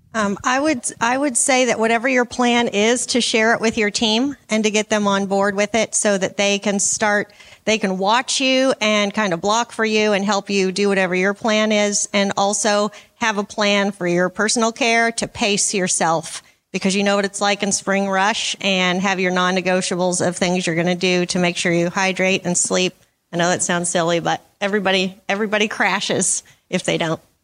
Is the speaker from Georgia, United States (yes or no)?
no; Washington, United States; from Washington State